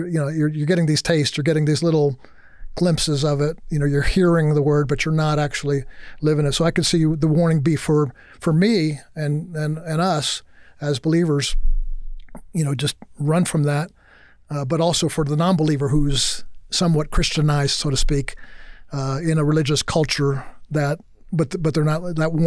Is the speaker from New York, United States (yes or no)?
yes; New York, United States; moved away; also born or lived in Texas; I grew up in New York and then moved to Texas